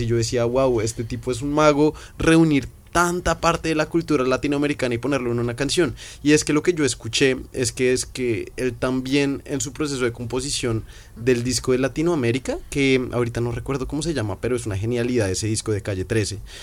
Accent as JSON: {"language": "Spanish", "region": "Bogotá", "country": "Colombia", "said": "nosotros somos de Bogotá, de una ciudad grande"}